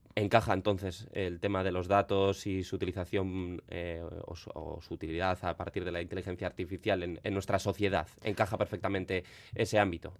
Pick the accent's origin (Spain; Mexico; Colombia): Spain; Basque Country; en nuestro país, en Euskadi